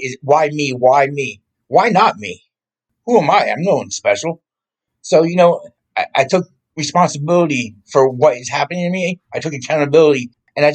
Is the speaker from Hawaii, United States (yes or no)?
no; Morristown, New Jersey, United States; moved away; also born or lived in Orlando, Florida; I grew up in Morristown, New Jersey.